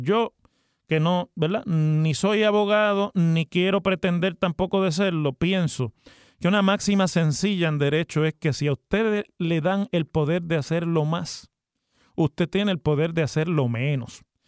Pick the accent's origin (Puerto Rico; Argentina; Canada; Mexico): Puerto Rico; Mayagüez; yo cuando me criaba en Mayagüez conocí porque vivía en Mayagüez